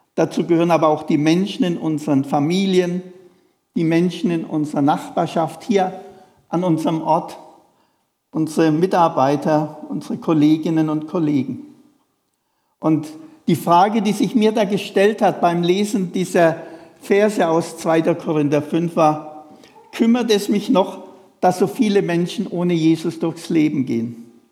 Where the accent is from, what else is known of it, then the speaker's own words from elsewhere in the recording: Feuchtwangen, Bavaria, Germany; moved away; in der Sparkasse in Feuchtwangen, wo ich herkomme